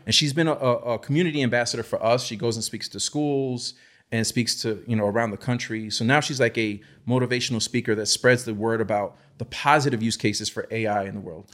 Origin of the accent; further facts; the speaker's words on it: New York City, New York, United States; I grew up in the Lower East Side, New York City